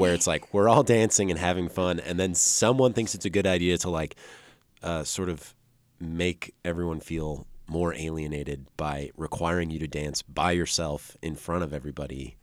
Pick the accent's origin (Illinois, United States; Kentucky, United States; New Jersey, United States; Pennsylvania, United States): Illinois, United States; Dixon; two hours west of Chicago. I grew up in Dixon, Illinois.